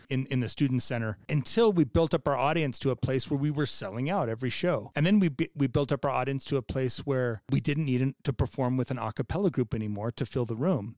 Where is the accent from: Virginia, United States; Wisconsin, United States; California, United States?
California, United States; moved away; also born or lived in Connecticut / Utah; I was a kid from California. I grew up in California and Connecticut.